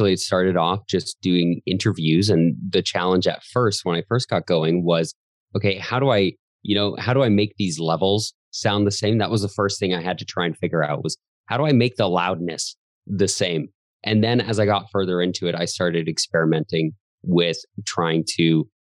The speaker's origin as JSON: {"language": "English", "town": "Calgary", "region": "Alberta", "country": "Canada", "tie": "born or raised there", "said": "I was born in Calgary, Canada, still live here and love it here"}